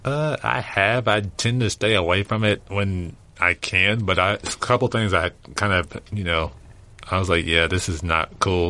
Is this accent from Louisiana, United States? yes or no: yes; Louisiana, United States; moved away; I'm originally from Louisiana